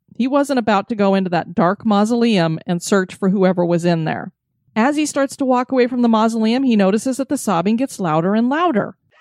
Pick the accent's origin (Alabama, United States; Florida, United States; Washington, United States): Florida, United States; my home state of Florida